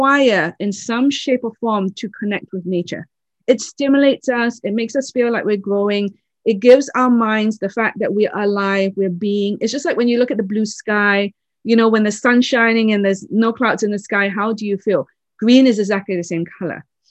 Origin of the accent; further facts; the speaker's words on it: Oxford, South East England, United Kingdom; I was born in England, in Oxford